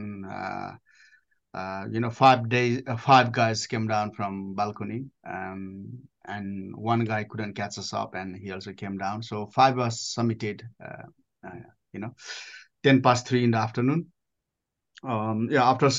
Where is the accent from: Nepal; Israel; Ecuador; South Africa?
Nepal; moved away as an adult; I grew up in Nepal up to age of 19, looking the mountain pretty much every day.